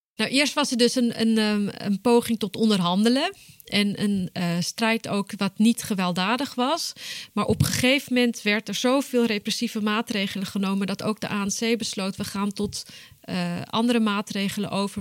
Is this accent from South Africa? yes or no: yes; Johannesburg, Gauteng, South Africa; moved away as an adult; now in Groningen, Netherlands; Ik ben geboren en getogen in Johannesburg, Zuid-Afrika, maar ik woon sinds 2000 in Groningen.